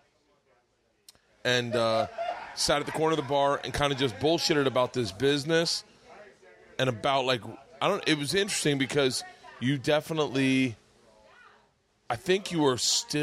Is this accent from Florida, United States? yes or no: yes; Florida, United States; I grew up in Florida